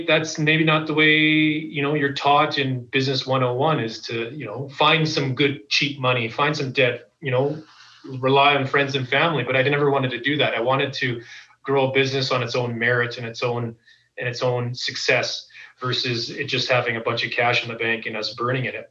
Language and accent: English; Calgary, Alberta, Canada; I'm born and raised in Calgary